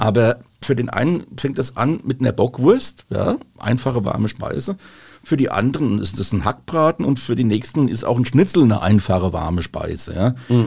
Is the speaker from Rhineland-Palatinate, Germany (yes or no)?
yes; Rheinhessen, Rhineland-Palatinate, Germany; bei uns in Rheinhessen